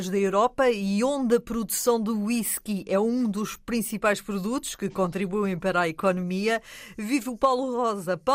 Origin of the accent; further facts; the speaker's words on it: Amadora, Lisbon, Portugal; also born or lived in England / Scotland; now in Edinburgh, United Kingdom; sou de Lisboa, mais propriamente da Amadora.